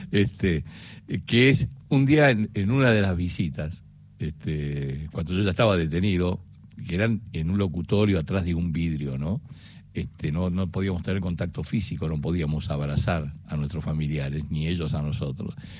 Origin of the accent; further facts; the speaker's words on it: Buenos Aires, Argentina; yo nací en Almagro, en Yatay y Cangallo